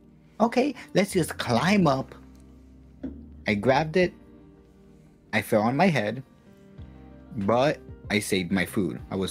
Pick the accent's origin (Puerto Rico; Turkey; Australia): Puerto Rico; first language Spanish; English is a second language; also born or lived in Fort Bragg, North Carolina; now in United States; after 3 months, I moved to Puerto Rico, you know, to get raised there.